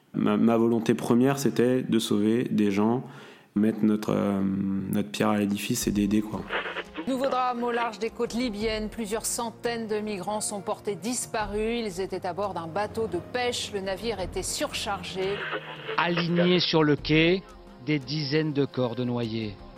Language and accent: French; Saint-Briac-sur-Mer, Brittany, France; also born or lived in Dinard; j'ai grandi euh, dans un petit village à côté de Saint-Malo qui s'appelle euh, Saint-Briac-sur-Mer